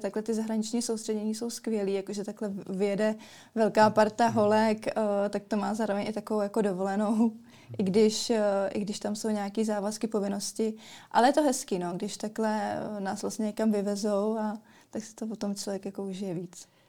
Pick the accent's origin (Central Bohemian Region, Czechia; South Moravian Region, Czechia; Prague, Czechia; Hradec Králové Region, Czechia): Hradec Králové Region, Czechia; Kostelec nad Orlicí; pocházím z Kostelce na Todlicí